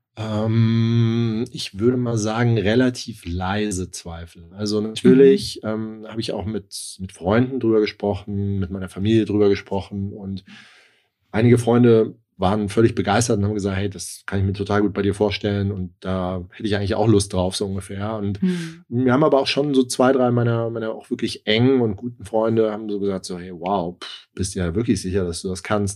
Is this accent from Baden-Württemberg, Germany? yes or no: no; Darmstadt, Hesse, Germany; moved away; also born or lived in Hamburg; bin eigentlich gebürtig aus dem Rhein-Main-Gebiet, aus Darmstadt